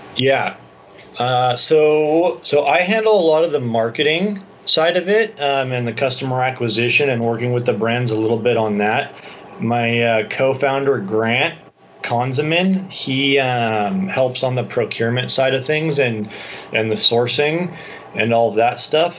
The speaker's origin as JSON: {"language": "English", "town": "San Clemente", "region": "California", "country": "United States", "tie": "born or raised there", "also_born_or_lived": "Dana Point", "moved": "as an adult", "lives_now": "San Diego, United States", "said": "I grew up in San Clemente, Dana Point"}